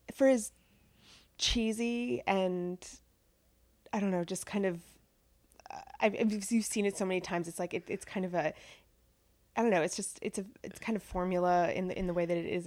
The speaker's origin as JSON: {"language": "English", "town": "Pasco", "region": "Washington", "country": "United States", "tie": "born or raised there", "said": "I grew up in Pasco, Washington, which is part of the Tri-Cities in central Washington on the Columbia River."}